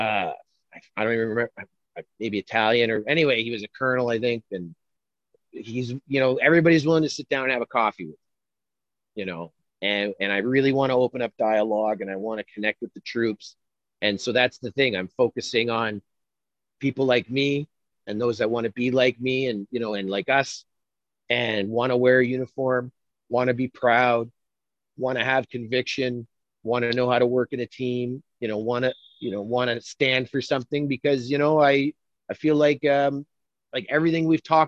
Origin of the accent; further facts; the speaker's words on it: Canada; I'm a Canadian